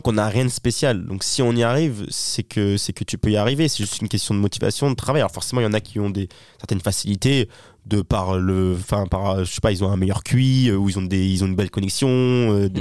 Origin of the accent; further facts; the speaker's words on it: Toulon, Provence-Alpes-Côte d'Azur, France; now in Paris, France; je viens de Toulon, hein, du sud de la France